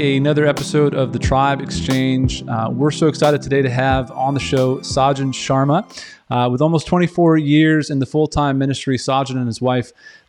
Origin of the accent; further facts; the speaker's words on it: Western Massachusetts, United States; moved away; So I'm from Western Massachusetts originally